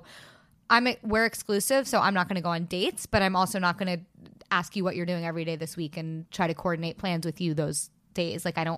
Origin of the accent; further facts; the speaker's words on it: New York City, New York, United States; especially we're two girls from New York City and things are expensive.